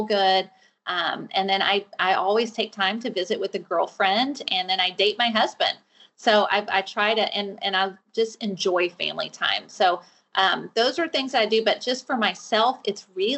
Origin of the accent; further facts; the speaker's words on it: Fort Worth, Texas, United States; I live in Texas. I'm from Fort Worth, Texas